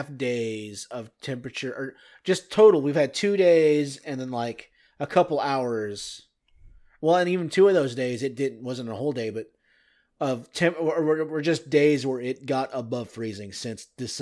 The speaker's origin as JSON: {"language": "English", "town": "Pittsburgh", "region": "Kansas", "country": "United States", "said": "I'm from Pittsburgh, Kansas, which is about 30 minutes from Joplin, Missouri, that had that enormous tornado."}